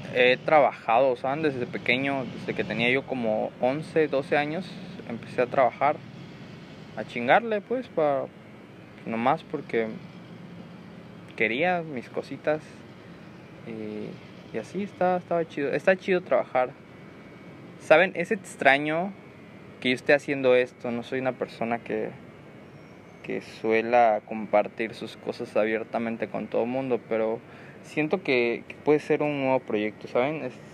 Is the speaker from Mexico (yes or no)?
yes; Comalcalco, Tabasco, Mexico; soy originario de Comalcalco, Tabasco